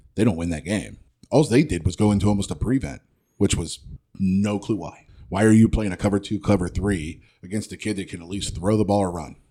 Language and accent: English; Ohio, United States; I'm from Ohio